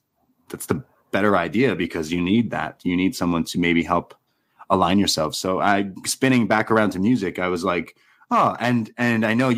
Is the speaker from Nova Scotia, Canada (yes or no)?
no; Toronto, Ontario, Canada; I'm from Toronto